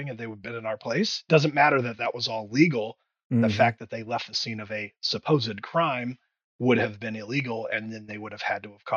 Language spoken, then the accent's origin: English; Indiana, United States; moved away; I'm from Indiana originally